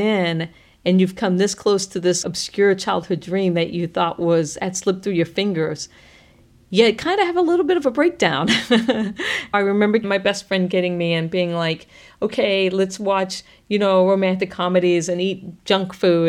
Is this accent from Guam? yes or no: yes; Guam; I was born on Guam because my father was working at the NASA tracking station during the Apollo missions.